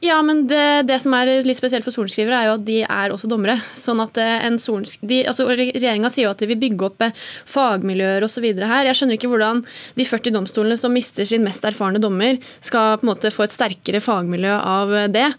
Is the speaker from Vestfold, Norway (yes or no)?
no; Innlandet, Norway; i Innlandet, da, der jeg kommer fra